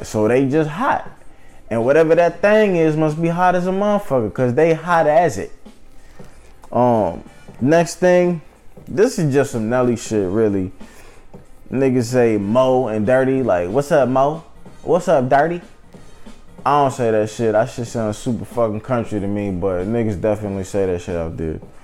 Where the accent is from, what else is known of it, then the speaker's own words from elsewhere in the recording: St. Louis, Missouri, United States; moved away as an adult; now in Philadelphia, United States; I'm from St. Louis lived in St. Louis uh, until I was 18, but I've lived in Philly for the past nine years.